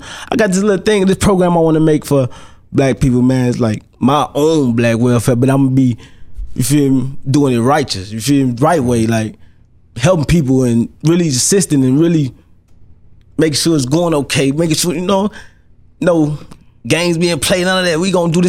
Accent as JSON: {"language": "English", "town": "Monroe", "country": "United States", "said": "I'm from the hood. I'm from Monroe, man. I'm this block. Mm-hmm. And I did this for the people I grew up with."}